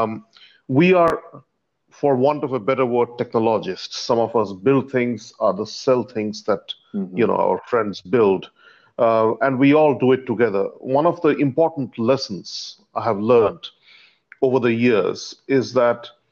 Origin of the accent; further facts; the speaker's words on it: India; moved away as an adult; now in Singapore; I was born in India and I migrated to Singapore.